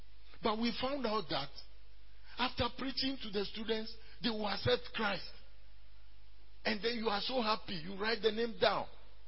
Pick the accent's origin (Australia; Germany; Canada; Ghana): Ghana; first language Ewe; English is a second language; I moved from Kwasa to Aplau. And I speak Ewe fluently, my native tongue.